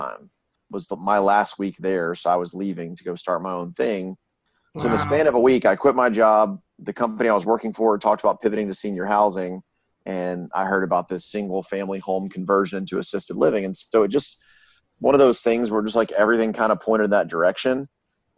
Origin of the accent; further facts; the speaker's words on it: Shreveport, Louisiana, United States; moved away as an adult; I'm from Shreveport, Louisiana.